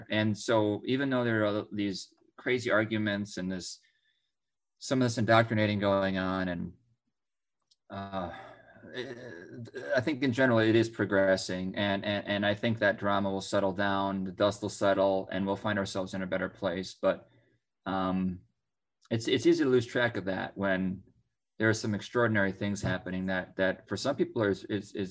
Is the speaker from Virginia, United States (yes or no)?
no; Minnesota, United States; my home state of Minnesota